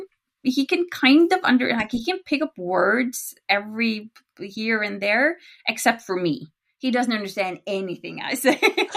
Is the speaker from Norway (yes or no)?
yes; Norway; accent: Norwegian; first language Norwegian; English is a second language; So my native language is Norwegian.